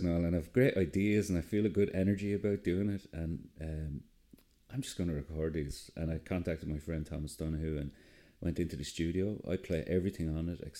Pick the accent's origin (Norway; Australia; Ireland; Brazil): Ireland; Enniscorthy, Leinster; I'm originally from Enniscorthy in Wexford.